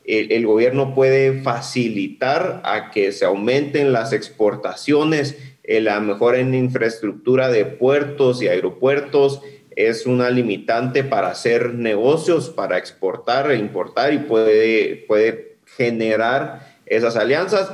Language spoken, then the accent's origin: Spanish; Guatemala; nosotros como guatemaltecos